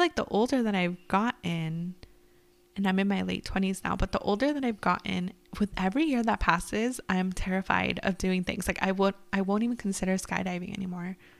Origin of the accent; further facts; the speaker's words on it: California, United States; we grew up in California